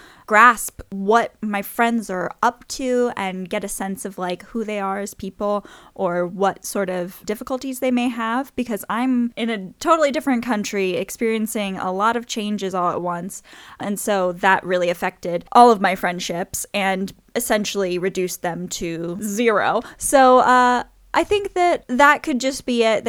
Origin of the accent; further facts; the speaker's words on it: the South, United States; we're from the South